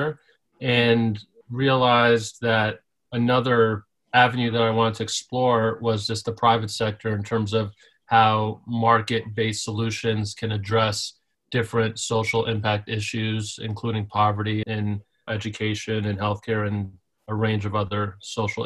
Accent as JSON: {"language": "English", "town": "New York City", "region": "New York", "country": "United States", "tie": "born or raised there", "said": "I grew up in Staten Island, New York, which I like to say is the forgotten borough of New York City"}